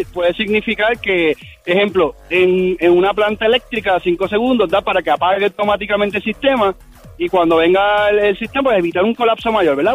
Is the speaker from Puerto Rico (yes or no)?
yes; Puerto Rico; soy de Puerto Rico